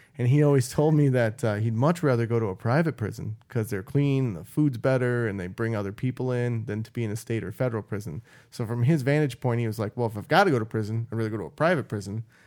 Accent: Midwest, United States; I grew up in the Midwest

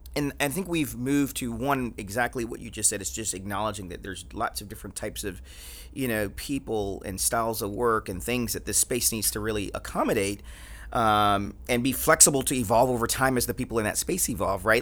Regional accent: Atlanta, Georgia, United States; growing up in Atlanta

